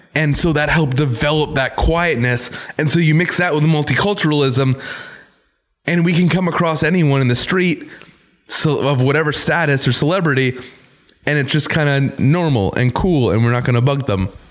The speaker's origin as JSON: {"language": "English", "country": "Canada", "said": "we're still Canadian."}